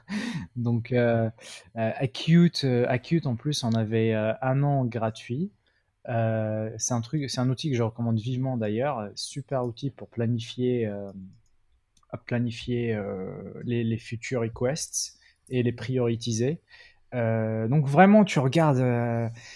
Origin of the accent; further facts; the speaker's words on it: Morocco; moved away as an adult; j'étais au Maroc hein, au passage. Donc moi, je viens du Maroc. À la base, je suis d'origine marocaine.